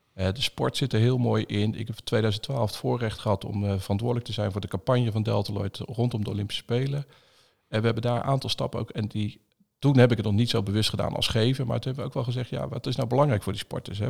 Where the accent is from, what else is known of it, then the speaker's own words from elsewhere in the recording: Zevenhuizen, South Holland, Netherlands; also born or lived in Bruges, Belgium; Zevenhuis onder de rook van Rotterdam opgegroeid